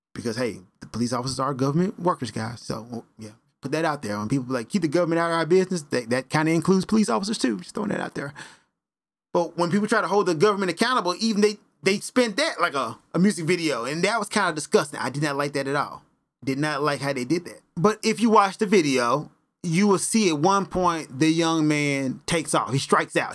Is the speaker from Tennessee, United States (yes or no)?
yes; Memphis, Tennessee, United States; I am from Memphis, Tennessee